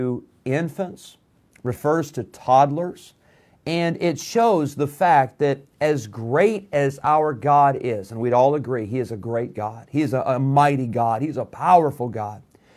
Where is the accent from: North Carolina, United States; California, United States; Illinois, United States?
Illinois, United States; Rockford; moved away as an adult; also born or lived in Geneseo, Illinois; now in Roanoke Rapids, United States; I grew up in Rockford, Illinois, which was a big city, 150,000 people. When I was 16, my family moved to Geneseo, Illinois